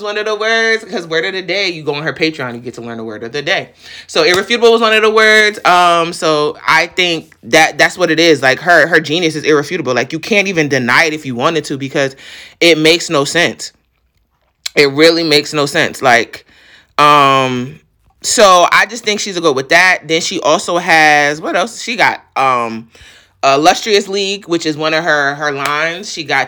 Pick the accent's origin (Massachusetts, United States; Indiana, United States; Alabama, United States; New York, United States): New York, United States; So I'm from New York.